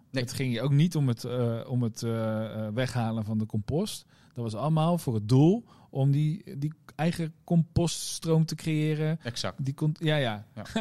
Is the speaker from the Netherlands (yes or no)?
yes; Rotterdam, South Holland, Netherlands; ik ben geboren Rotterdammer vandaag.